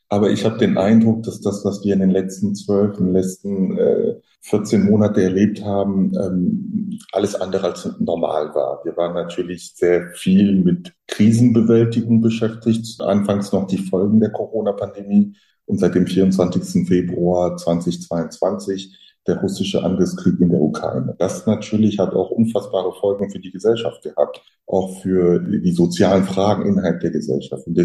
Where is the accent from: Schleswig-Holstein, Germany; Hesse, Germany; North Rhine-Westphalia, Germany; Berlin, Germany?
Hesse, Germany; Frankfurt; In Frankfurt, da wo ich herkomme